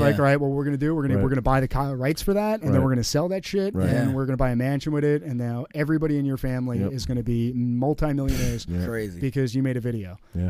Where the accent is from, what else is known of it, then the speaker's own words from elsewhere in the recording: Hazlet, New Jersey, United States; me, I'm from Hazlitt.